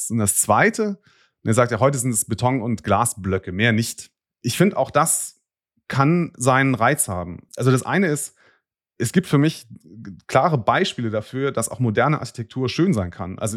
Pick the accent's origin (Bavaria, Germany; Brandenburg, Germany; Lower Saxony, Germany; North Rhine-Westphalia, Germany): North Rhine-Westphalia, Germany; Bonn; ich komme aus Bonn, mache es jetzt mal publik, diese Stadt ist enorm gewachsen in der Gründerzeit.